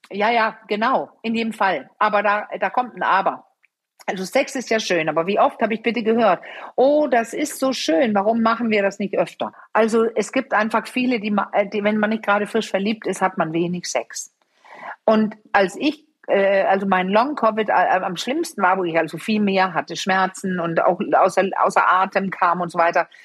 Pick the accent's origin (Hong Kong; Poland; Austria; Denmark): Denmark; German is a second language; moved away; ich bin Dänin